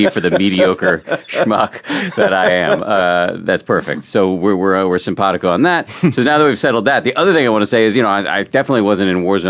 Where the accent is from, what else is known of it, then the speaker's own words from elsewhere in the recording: Massachusetts, United States; Yeah, I was raised in the People's Republic of Massachusetts